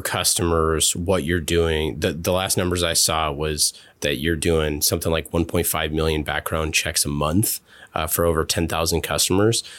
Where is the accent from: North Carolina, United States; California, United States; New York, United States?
California, United States; Oakland; moved away as an adult; growing up in Oakland and leaving to go into the military